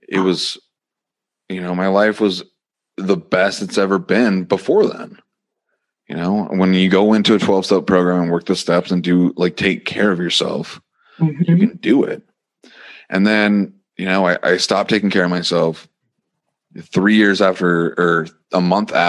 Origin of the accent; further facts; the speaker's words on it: Montana, United States; I end up living in my hometown for a little bit